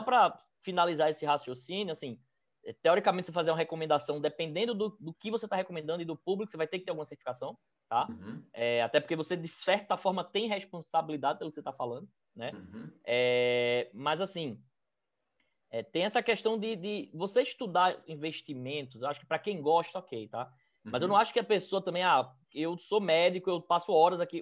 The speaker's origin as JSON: {"language": "Portuguese", "town": "Recife", "region": "Pernambuco", "country": "Brazil", "tie": "born or raised there", "also_born_or_lived": "São Paulo", "said": "Eu sou aqui de Recife. É, na verdade, eu sou de São Paulo, mas eu vim para cá muito cedo, então eu já digo que sou de Recife mesmo"}